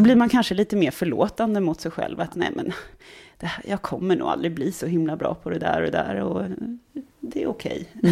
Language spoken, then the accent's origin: Swedish; Stockholm, Stockholm County, Sweden; accent: stockholmska; moved away as an adult; Jag är uppvuxen i Stockholm, eh, både i, i, inne i stan och eh, norr om stan och väster om stan